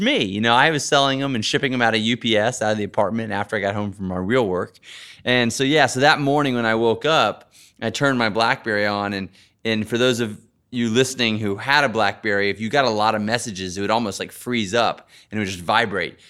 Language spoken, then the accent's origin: English; Texas, United States; I grew up in Texas, riding horses a little bit